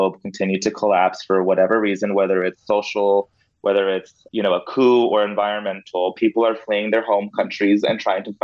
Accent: Del Rio, Texas, United States; I grew up in Del Rio

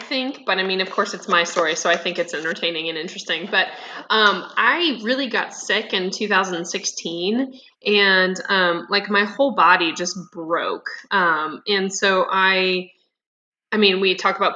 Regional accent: Midwest, United States; I grew up in the Midwest

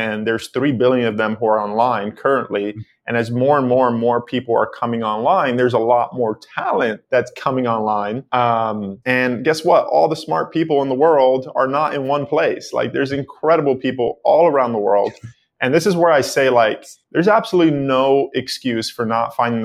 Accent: New York City, New York, United States; I grew up in the Bronx in New York City on 182nd Street in a 2-bedroom apartment, extremely poor.

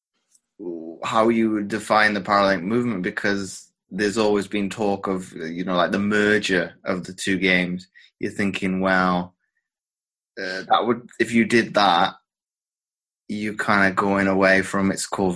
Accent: United Kingdom; as a British athlete

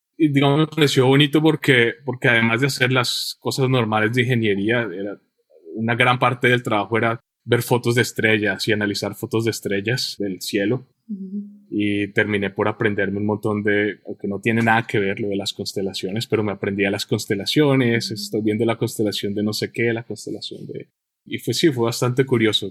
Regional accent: Colombia; moved away; yo nací en Colombia y estuve en Colombia en mi infancia y los años del que llamamos bachillerato

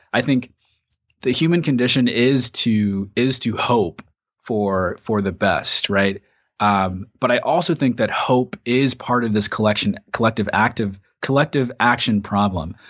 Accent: United States; we've gone through as American citizens

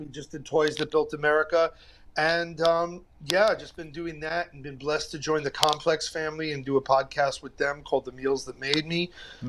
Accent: New York City, New York, United States; That's where I grew up on Homecrest between T and U

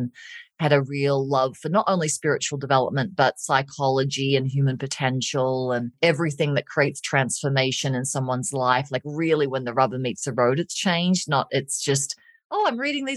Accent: Australia; moved away as an adult; now in Colorado, United States; I'm Australian

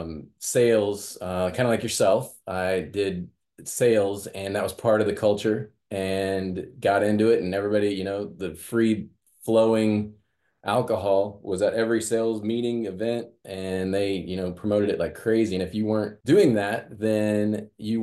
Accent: Midwest, United States; growing up in the Midwest

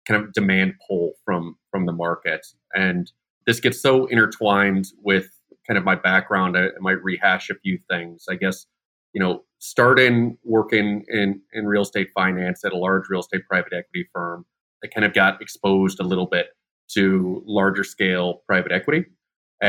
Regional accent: Chicago, Illinois, United States; moved away as an adult; also born or lived in Dallas, Texas; now in Bay Area, United States; I was born and raised in Chicago.

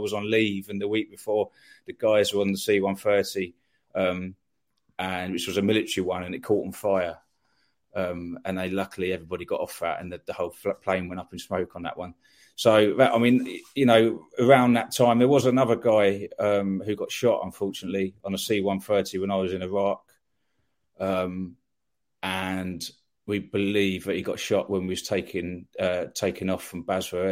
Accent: Eastbourne, South East England, United Kingdom; moved away as an adult; also born or lived in London; I was born in Eastbourne. Brought up in Eastbourne. I went to school in Eastbourne.

